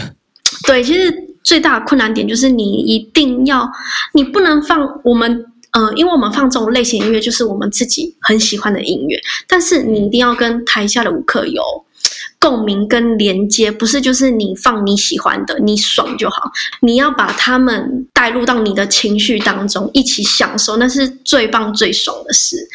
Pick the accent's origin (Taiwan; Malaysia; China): Taiwan; Hualien, Hualien County; 我是来自花莲的阿美族